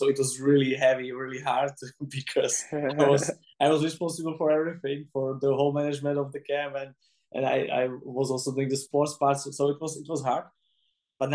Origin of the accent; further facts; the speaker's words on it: Czechia; English is a second language; I don't understand at all because I'm from Czech.